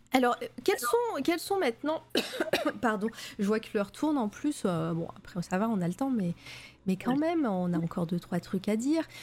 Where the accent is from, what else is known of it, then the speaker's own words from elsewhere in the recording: Auvergne-Rhône-Alpes, France; accent: Auvergne; c'est mon accent de, l'Auvergne qui revient